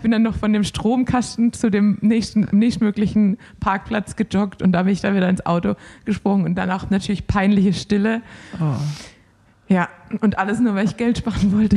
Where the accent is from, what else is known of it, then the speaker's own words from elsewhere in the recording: Swabia, Germany; als Schwabe